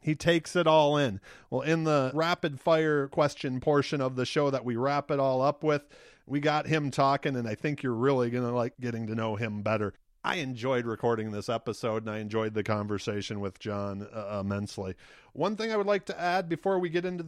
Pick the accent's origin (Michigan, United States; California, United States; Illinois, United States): Michigan, United States; Detroit; I'm originally from Detroit